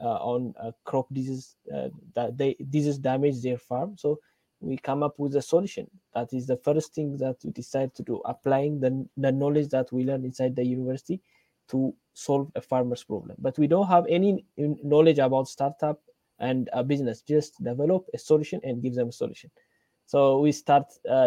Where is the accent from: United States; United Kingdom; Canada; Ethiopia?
Ethiopia; I'm from Ethiopia